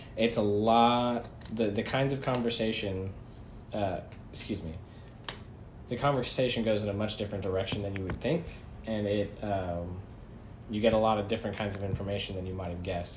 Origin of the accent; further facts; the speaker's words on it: United States; we as American citizens